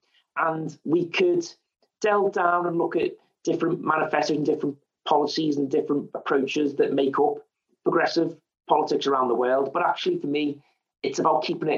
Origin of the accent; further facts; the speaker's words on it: Liverpool, North West England, United Kingdom; accent: Scouse; I am a Scouser, Liverpoolian. You can probably tell that from the accent